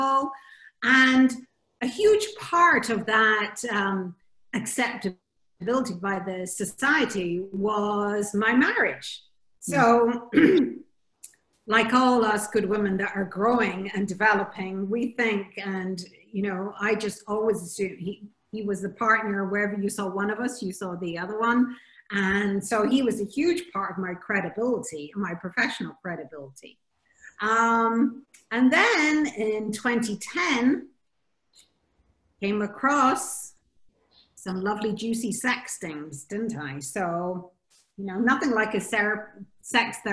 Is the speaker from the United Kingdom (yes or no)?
yes; Scotland, United Kingdom; also born or lived in Bahamas; now in Jersey; I'm originally Scottish, went to the Bahamas, and I'm speaking to you now on a little tiny island called Jersey in the Channel Islands